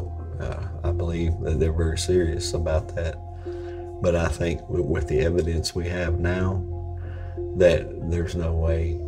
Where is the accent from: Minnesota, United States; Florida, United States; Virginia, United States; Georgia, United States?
Virginia, United States; Franklin County; I'm from Virginia, okay? I was born in the foothills of the Blue Ridge Mountains in Franklin County, Virginia